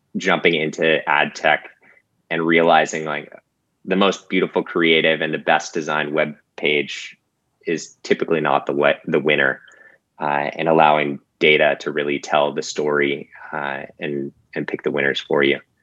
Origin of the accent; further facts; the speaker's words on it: Boulder, Colorado, United States; moved away as an adult; now in Los Angeles, United States; I grew up in Boulder, Colorado, uh, and made my way here to LA.